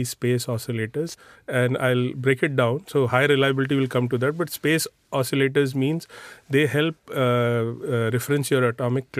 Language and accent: English; India; moved away; As an Indian